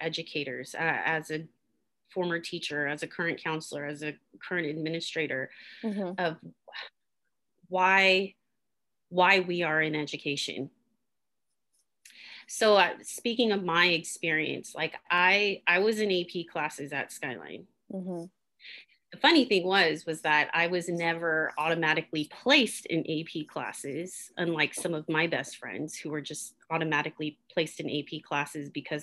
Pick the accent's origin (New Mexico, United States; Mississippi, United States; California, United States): California, United States; Oakland; I was born and raised in Oakland